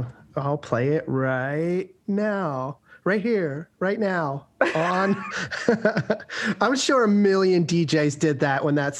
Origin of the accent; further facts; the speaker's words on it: Philadelphia, Pennsylvania, United States; We are both from Philadelphia. We grew up there.